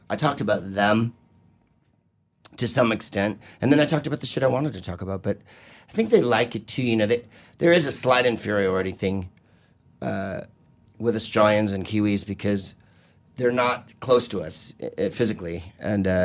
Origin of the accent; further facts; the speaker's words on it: Bulgaria; Uh, I'm from uh, uh Bulgaria.